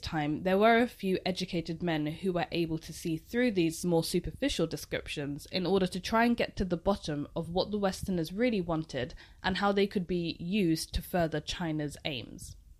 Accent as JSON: {"language": "English", "country": "United Kingdom", "said": "even being a British person myself"}